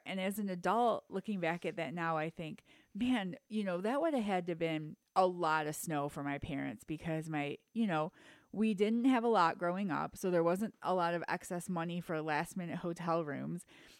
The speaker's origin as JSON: {"language": "English", "town": "Detroit", "region": "Michigan", "country": "United States", "tie": "born or raised there", "said": "I will always be 313, represent. Anyway, so I grew up in Michigan, Detroit area."}